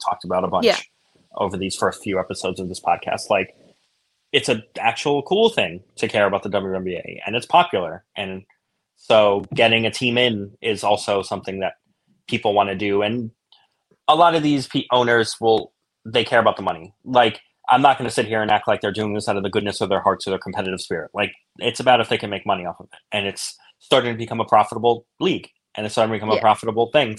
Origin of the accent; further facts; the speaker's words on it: New York City, New York, United States; I'm from Brooklyn. I grew up in Brooklyn